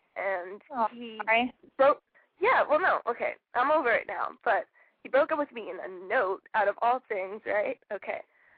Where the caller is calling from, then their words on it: Florida, United States; All right, I'm 18 and I'm from Florida.